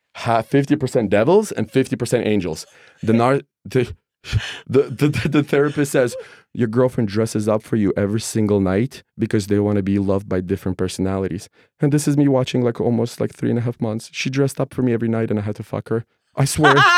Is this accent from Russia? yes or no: yes; Russia; now in United States; I'm a guy from Russia, immigrant